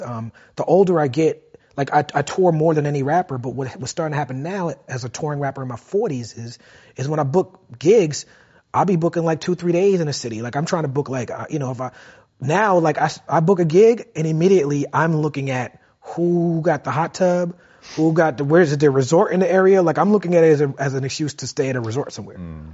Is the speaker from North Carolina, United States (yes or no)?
no; New York City, New York, United States; I grew up in Brooklyn